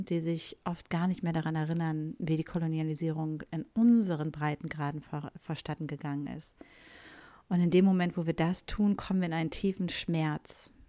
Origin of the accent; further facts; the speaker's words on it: Bielefeld, North Rhine-Westphalia, Germany; born there; Doch für mich ist es so, ich bin in Ostwestfalen-Lippe geboren, im wunderschönen Bielefeld. Und ja, das gibt es wirklich.